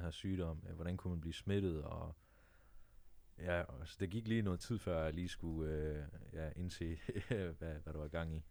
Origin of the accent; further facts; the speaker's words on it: Jutland, Denmark; now in Copenhagen, Denmark; jeg er oprindeligt fra Jylland